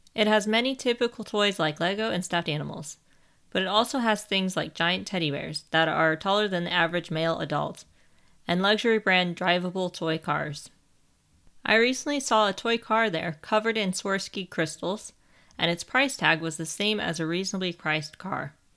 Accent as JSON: {"language": "English", "country": "United States", "moved": "as an adult", "lives_now": "England, United Kingdom", "said": "I am an American that lives in England. I have lived here for nearly nine years."}